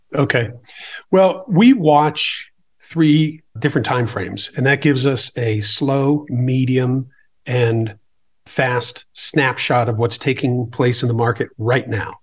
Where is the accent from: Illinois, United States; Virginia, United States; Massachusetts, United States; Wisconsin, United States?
Massachusetts, United States; Boston; I grew up in the Boston area